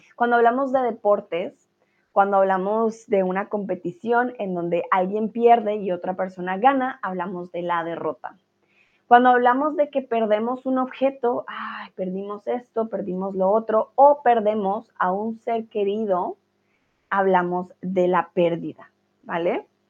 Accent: Colombia; soy de Colombia

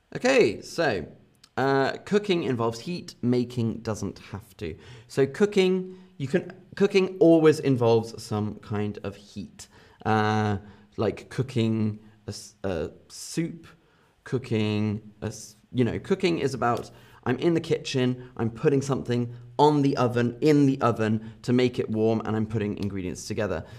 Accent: London area, South East England, United Kingdom; accent: Southern British; I have a Southern British accent. So I, I have an accent from the south of England.

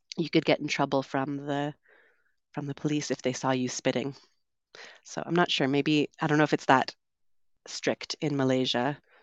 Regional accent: Vancouver, British Columbia, Canada; moved away as an adult; also born or lived in London, United Kingdom / São Paulo, Brazil; I'm originally from Canada. I grew up on the West Coast in Vancouver

